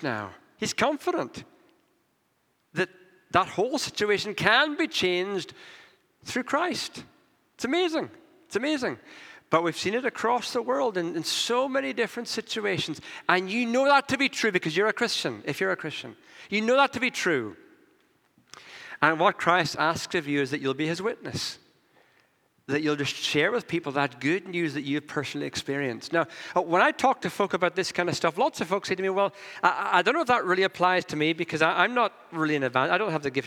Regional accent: Northern Ireland, United Kingdom; I come from Northern Ireland

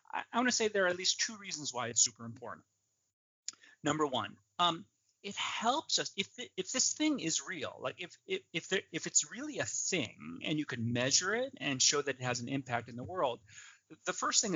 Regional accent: outside of Chicago, Illinois, United States; I grew up outside of Chicago, Illinois

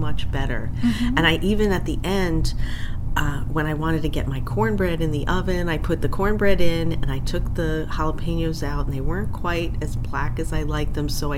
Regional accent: Glastonbury, Connecticut, United States; I'm from Glastonbury, Connecticut

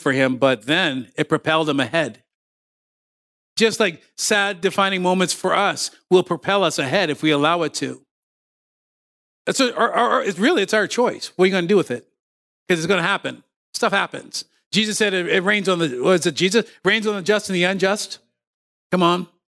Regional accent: Ontario, Canada; moved away as an adult; also born or lived in Windsor, Ontario; now in Nova Scotia, Canada; I was raised in Ontario.

